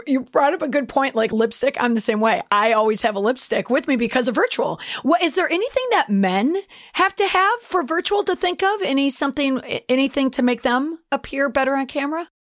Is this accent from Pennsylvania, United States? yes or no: no; Minneapolis, Minnesota, United States; I am from the Twin Cities